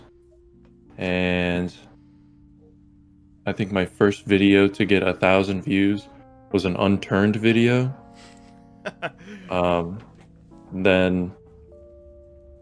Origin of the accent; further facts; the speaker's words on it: Florida, United States; also born or lived in South Carolina / Atlanta; when I was four, I moved to Florida